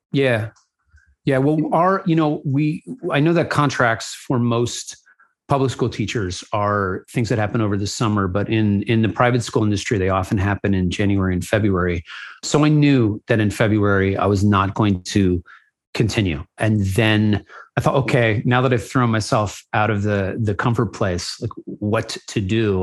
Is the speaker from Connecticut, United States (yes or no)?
yes; New Haven, Connecticut, United States; moved away as an adult; also born or lived in Los Angeles, California; born and raised in New Haven, Connecticut